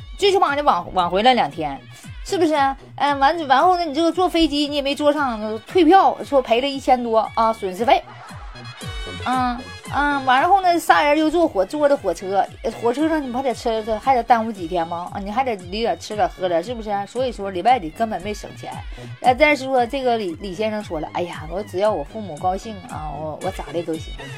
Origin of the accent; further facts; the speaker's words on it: Northeast China, China; 我们东北人